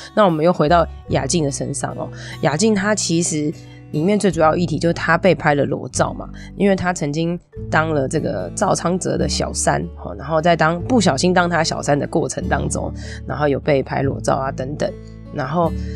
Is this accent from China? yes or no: no; Taiwan; 我们台湾人